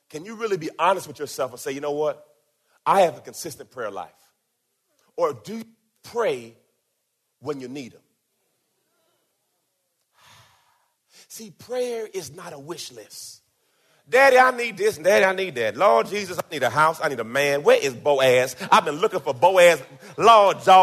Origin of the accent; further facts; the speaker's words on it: Jamaica; I was born in Jamaica